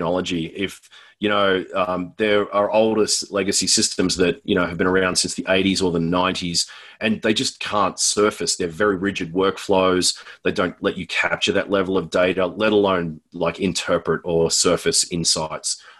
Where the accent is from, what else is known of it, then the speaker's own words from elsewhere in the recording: Australia; moved away as an adult; now in Denver, United States; I'm Australian, but I live in Denver, Colorado.